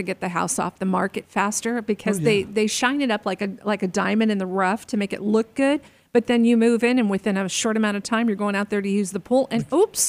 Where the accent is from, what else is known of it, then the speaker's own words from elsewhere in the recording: Arizona, United States; Growing up in Arizona, we always had pools.